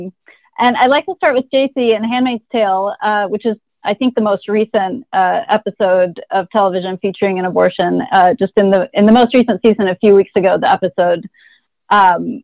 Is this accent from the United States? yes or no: yes; Texas, United States; I'm from Texas